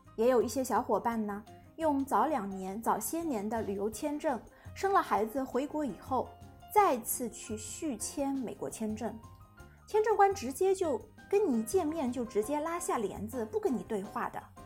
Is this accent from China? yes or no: yes; China; 我们中国人